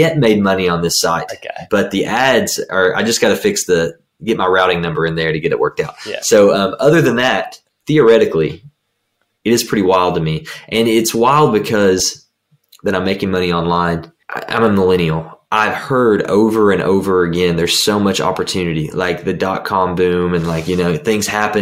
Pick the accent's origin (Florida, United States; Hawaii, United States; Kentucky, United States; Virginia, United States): Kentucky, United States; I'm from Kentucky.